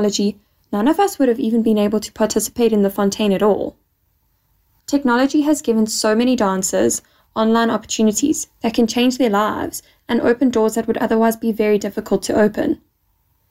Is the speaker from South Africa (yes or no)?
yes; Johannesburg, Gauteng, South Africa; I'm from Johannesburg, South Africa